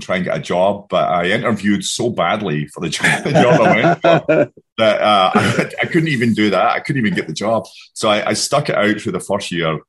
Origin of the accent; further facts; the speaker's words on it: Glasgow, Scotland, United Kingdom; accent: brogue; moved away as an adult; also born or lived in Southern California; now in United States; I grew up in Scotland, Glasgow.